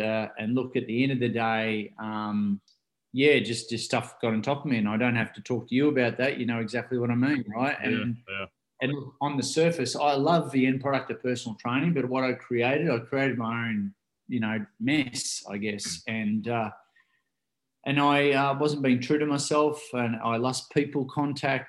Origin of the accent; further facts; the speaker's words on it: Ocean Grove, Victoria, Australia; I grew up here in Ocean Grove here in Australia, and which is the southern part of Australia